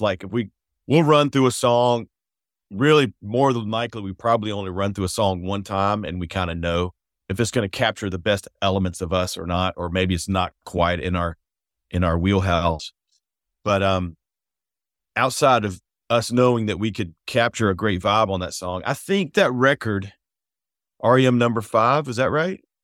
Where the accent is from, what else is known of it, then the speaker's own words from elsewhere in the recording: McDonough, Georgia, United States; where we grew up in McDonough, Georgia.